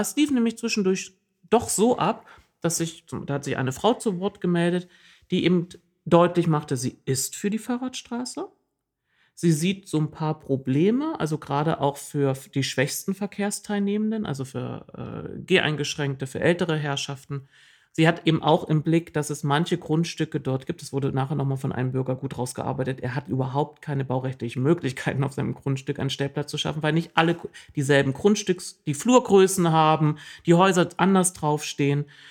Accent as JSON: {"language": "German", "region": "East Germany", "country": "Germany", "tie": "born or raised there", "said": "ich bin äh, im Osten der Republik groß geworden"}